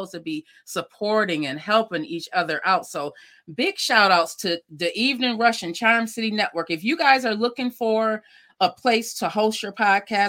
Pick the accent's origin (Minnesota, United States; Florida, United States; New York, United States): New York, United States; Lackawanna; moved away; my hometown of Lackawanna, New York